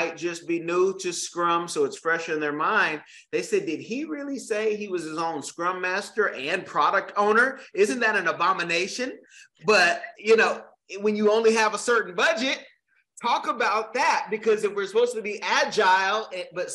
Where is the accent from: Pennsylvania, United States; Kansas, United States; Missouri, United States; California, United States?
California, United States; Oakland; Oakland, California, where I'm from, born and raised in the Bay